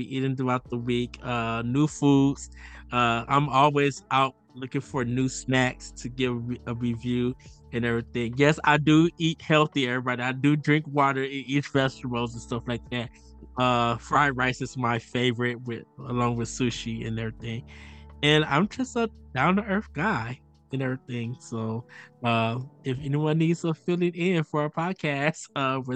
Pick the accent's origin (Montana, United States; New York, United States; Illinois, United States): Illinois, United States; North Chicago; I am from North Chicago, Illinois